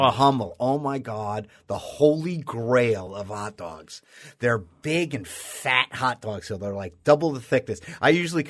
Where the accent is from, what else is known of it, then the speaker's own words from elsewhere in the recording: New York City, New York, United States; because I'm from New York. I'm from Queens